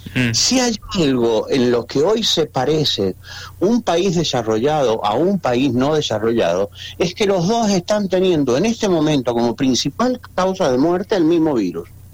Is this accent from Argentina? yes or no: yes; Argentina